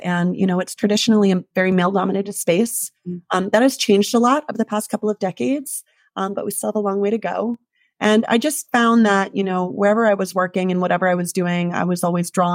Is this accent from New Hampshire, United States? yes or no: yes; New Hampshire, United States; moved away as an adult; also born or lived in Jackson, Wyoming; now in Alpine, United States; I am originally from the East Coast, from up in New Hampshire